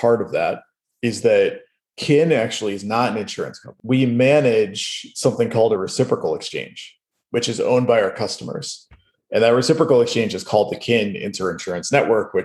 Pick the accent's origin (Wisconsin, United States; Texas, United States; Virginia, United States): Wisconsin, United States; moved away; where I grew up in Wisconsin